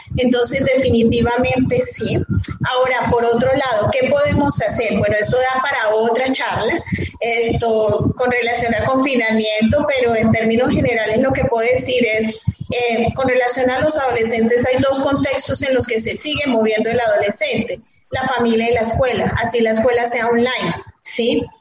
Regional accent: Colombia; aquí en mi país

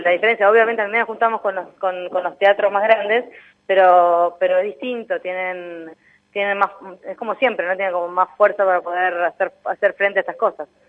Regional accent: Buenos Aires, Argentina; somos los porteños y las porteñas

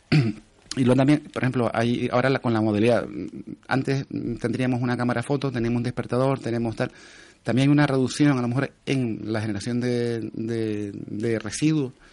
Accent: Telde, Canary Islands, Spain; Yo soy de Telde

